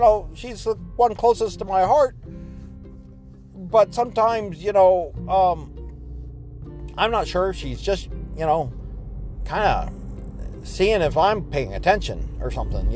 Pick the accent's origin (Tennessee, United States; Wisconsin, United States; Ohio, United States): Ohio, United States; I'm from Ohio and we're in New York